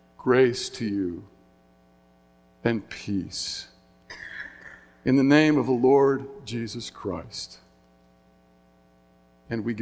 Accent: Signal Mountain, Tennessee, United States; my hometown, Signal Mountain, Tennessee

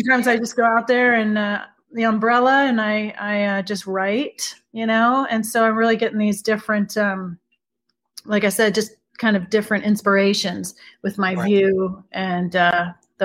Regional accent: Beirut, Beirut Governorate, Lebanon; moved away; I'm originally from Beirut, Lebanon. So I have the bilingual Arabic English that comes

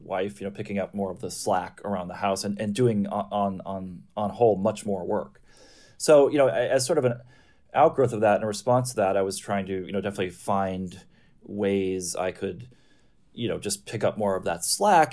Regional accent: Midwest, United States; I grew up in the Midwest

